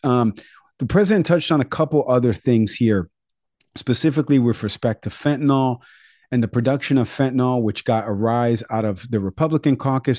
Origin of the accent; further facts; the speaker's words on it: New York City, New York, United States; moved away; also born or lived in Westchester County, New York; growing up in the Bronx, before I moved to Westchester County